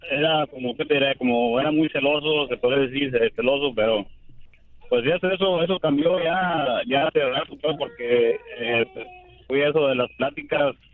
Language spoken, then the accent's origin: Spanish; Guadalajara, Jalisco, Mexico; moved away; De Guadalajara, Jalisco.